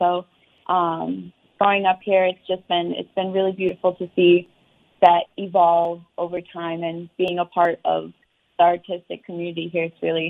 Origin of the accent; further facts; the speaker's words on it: Kalamazoo, Michigan, United States; So growing up in Kalamazoo, I definitely think it really brings the community together.